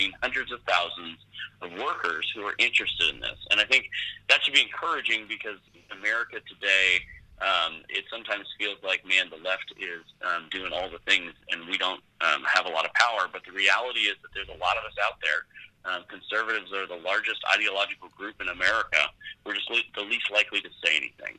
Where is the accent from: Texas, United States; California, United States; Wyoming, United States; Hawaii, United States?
California, United States; San Francisco; I grew up in the San Francisco Bay Area.